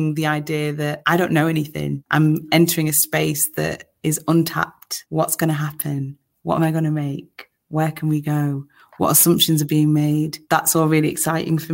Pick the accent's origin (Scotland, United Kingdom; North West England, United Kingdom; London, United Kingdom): North West England, United Kingdom; Manchester; I'm so proud to be from Manchester